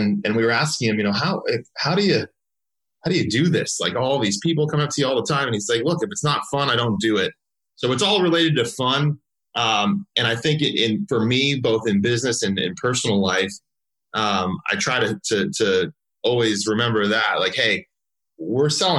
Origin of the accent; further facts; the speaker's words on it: Southern California, United States; I grew up actually in Southern California. I lived there my whole life through undergrad